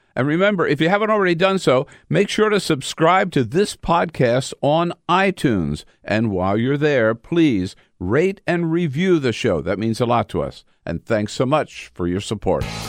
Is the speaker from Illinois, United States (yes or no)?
no; Los Angeles, California, United States; born or raised there; now in Washington, D.C., United States